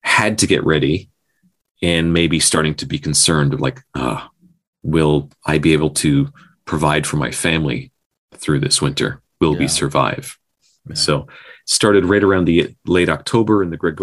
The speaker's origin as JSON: {"language": "English", "region": "Newfoundland and Labrador", "country": "Canada", "tie": "born or raised there", "said": "we did that growing up in Newfoundland"}